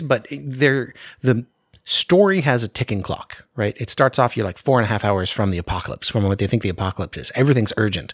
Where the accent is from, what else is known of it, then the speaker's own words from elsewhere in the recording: Anchorage, Alaska, United States; I grew up in Anchorage, and so the winter is very dark